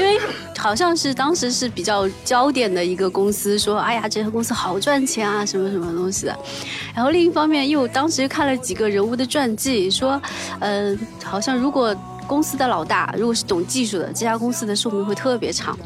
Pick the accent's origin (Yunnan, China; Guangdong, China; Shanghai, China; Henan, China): Shanghai, China; now in Shenzhen, China; 我是上海人